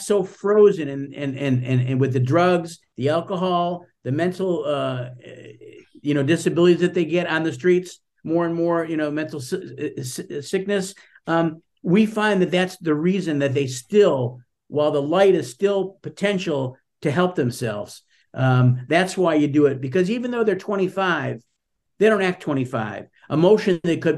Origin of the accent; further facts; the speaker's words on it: Buffalo, New York, United States; I'm from Buffalo, New York